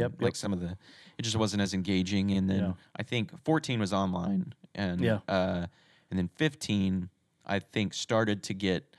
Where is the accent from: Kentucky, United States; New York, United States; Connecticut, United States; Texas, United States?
Texas, United States; I'm originally from Texas, so gotcha. This was started off in Dallas.